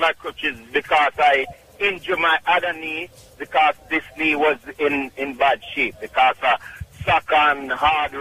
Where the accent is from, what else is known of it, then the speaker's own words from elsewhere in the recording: Clark's Town, Trelawny, Jamaica; also born or lived in Bronx, New York; now in New York, United States; Clarkstown, Jamaica, Trelawney